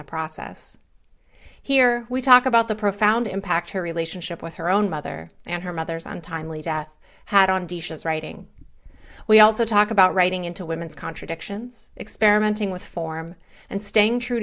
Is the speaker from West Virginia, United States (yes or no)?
yes; West Virginia, United States; moved away; also born or lived in Pittsburgh; I'm from West Virginia originally